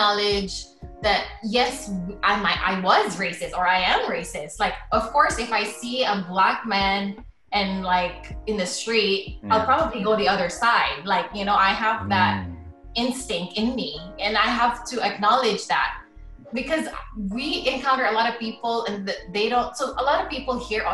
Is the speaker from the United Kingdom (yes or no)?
no; Philippines; moved away as an adult; now in San Antonio, United States; I grew up in the Philippines. I did my school there.